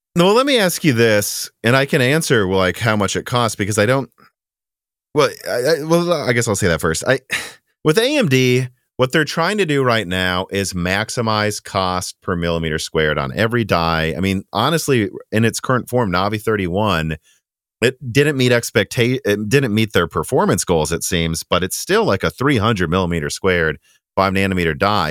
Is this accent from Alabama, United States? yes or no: no; Minnesota, United States; accent: Midwestern; moved away; also born or lived in Illinois; my weird Midwestern accent